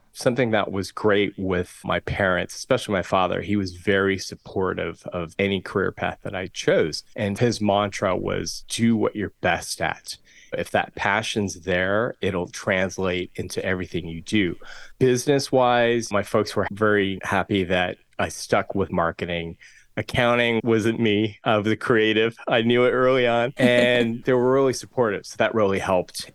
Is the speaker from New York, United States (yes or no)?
no; Southern California, United States; I'm born and raised here in Southern California. Grew up on the the West Side in the eighties